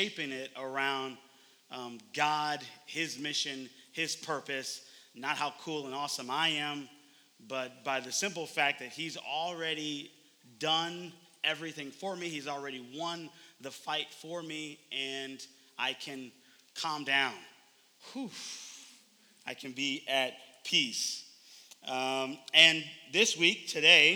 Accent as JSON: {"language": "English", "town": "Oakland", "region": "California", "country": "United States", "moved": "yes", "said": "I am originally from Oakland, California."}